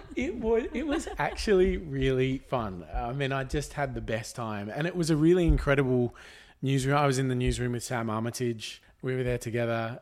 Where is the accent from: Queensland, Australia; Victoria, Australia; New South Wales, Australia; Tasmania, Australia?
New South Wales, Australia; Jindabyne; we grew up in Jindabyne